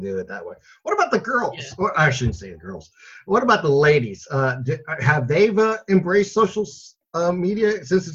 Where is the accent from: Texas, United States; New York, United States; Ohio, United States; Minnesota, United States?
Ohio, United States; Northeast; I'm a Northeast Ohio guy here